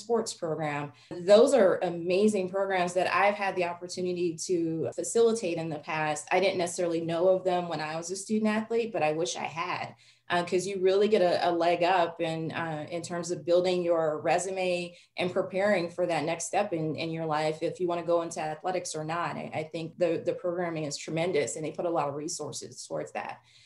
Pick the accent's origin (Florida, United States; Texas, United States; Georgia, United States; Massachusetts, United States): Texas, United States; Dallas; I grew up in Dallas